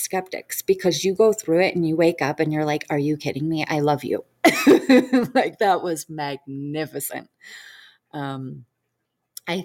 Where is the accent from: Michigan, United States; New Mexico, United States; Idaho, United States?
Michigan, United States; Detroit; moved away; I'm originally from Detroit, Michigan.